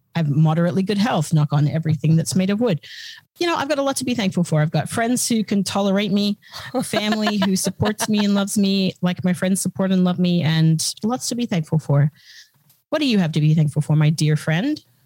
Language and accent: English; Australia; moved away as an adult; now in United States; as an Australian and as a recent arrival on these shores, we're well, not super recent, it was, you know, 2000